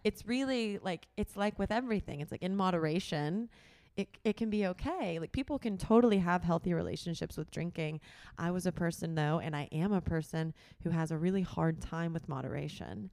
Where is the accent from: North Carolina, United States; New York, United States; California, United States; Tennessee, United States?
Tennessee, United States; Tullahoma; moved away; I'm from Tullahoma, Tennessee, which is a small town in Middle Tennessee